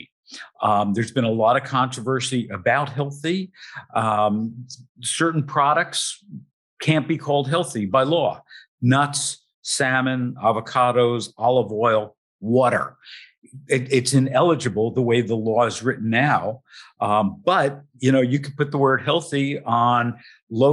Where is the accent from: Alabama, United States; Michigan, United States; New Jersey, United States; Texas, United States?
New Jersey, United States; I come from New Jersey